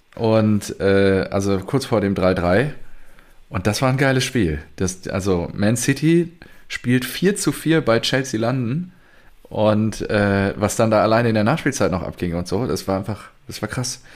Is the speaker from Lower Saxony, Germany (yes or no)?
no; Selm, North Rhine-Westphalia, Germany; da wo ich quasi herkomme